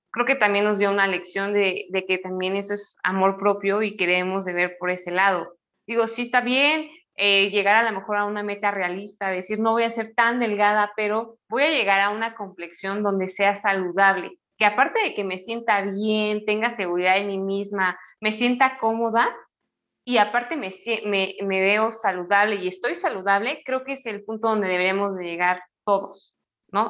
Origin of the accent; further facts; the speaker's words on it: Mexico; yo soy mexicana